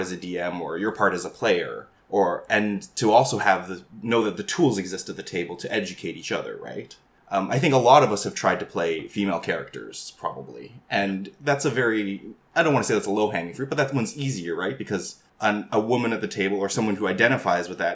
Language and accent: English; Canada; I'm Asian Canadian